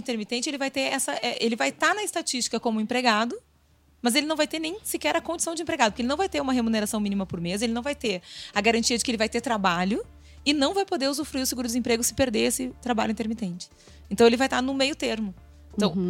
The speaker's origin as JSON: {"language": "Portuguese", "region": "Rio Grande do Sul", "country": "Brazil", "said": "Eu sou gaúcha"}